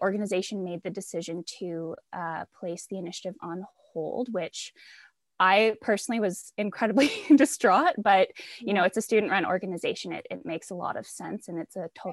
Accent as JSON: {"language": "English", "area": "a small town outside of Ottawa", "region": "Ontario", "country": "Canada", "said": "I am from a small town outside of Ottawa"}